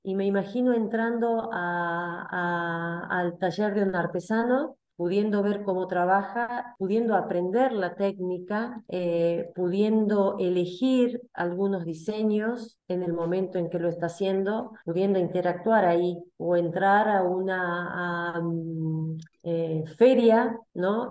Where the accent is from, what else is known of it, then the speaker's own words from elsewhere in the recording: Salta, Argentina; soy argentina, salteña, tengo 57 años.